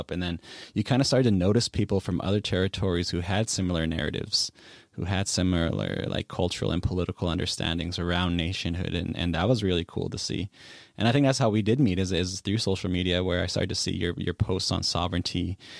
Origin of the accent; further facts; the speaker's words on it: Saskatchewan, Canada; growing up in Treaty 6 territory, we heard very similar narratives around treaty, around nationhood, around the Canadian project to assimilate and colonize us and how it's been ongoing.